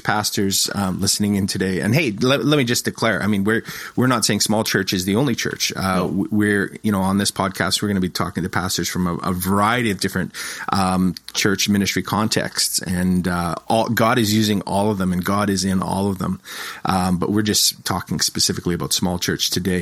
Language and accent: English; Moose Jaw, Saskatchewan, Canada; moved away as an adult; also born or lived in Toronto / Edmonton; I was born and raised in Moose Jaw, but I've lived in like Toronto. I've lived in Edmonton, you know, so I've been gone for about 25 years